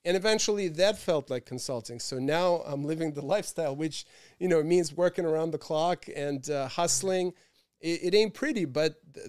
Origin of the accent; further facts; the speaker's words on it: Rangoon, Yangon Region, Myanmar; also born or lived in Bangkok, Thailand / Moscow, Russia; I grew up in Rangoon, Burma, and spent time in Bangkok, Thailand. And then, of course, my family always had a home in Moscow. This is where I went to high school.